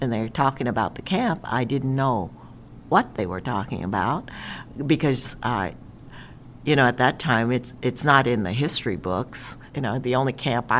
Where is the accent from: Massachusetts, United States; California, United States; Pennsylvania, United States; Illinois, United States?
California, United States; Stockton; moved away as an adult; also born or lived in Alaska; I was born in Stockton, California